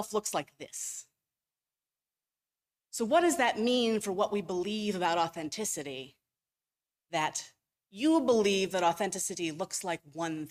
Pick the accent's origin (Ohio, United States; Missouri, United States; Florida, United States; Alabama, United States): Ohio, United States; Cleveland; I grew up in Ohio. I grew up in Cleveland